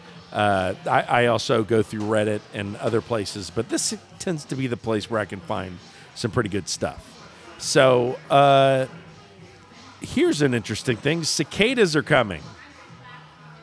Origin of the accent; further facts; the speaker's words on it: Houston, Texas, United States; I grew up in Houston